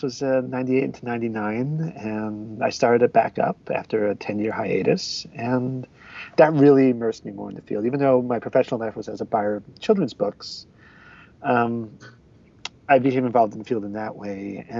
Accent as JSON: {"language": "English", "town": "New York City", "region": "New York", "country": "United States", "tie": "born or raised there", "said": "I grew up around New York City"}